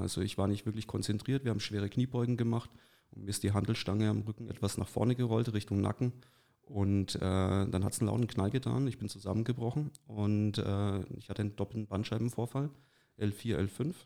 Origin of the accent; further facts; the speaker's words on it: Neustadt an der Aisch, Bavaria, Germany; moved away as an adult; now in Forchheim, Germany; ich bin, wie gesagt, in Neustadt an der Aisch äh, geboren und aufgewachsen